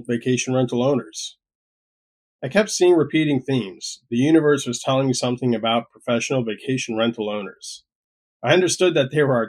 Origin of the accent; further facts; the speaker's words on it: Florida, United States; also born or lived in Puerto Rico; decided to make the move back to my home state before the pandemic got into full swing